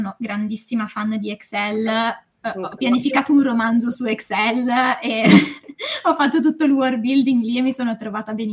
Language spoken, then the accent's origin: Italian; Varese, Lombardy, Italy; now in Milan, Italy; um, ho 27 anni, sono di Varese ma vivo, vivo a Milano